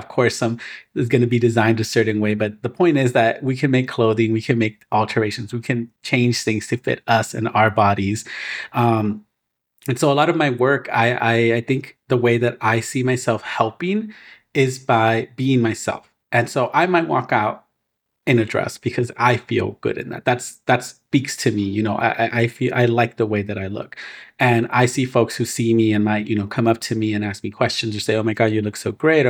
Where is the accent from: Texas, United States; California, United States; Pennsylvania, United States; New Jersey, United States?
California, United States; Inglewood; I'm from Inglewood